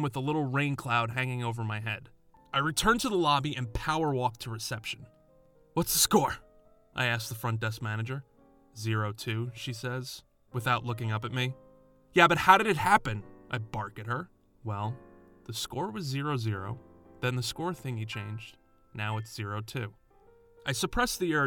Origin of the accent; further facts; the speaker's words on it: New York, United States; Growing up in New York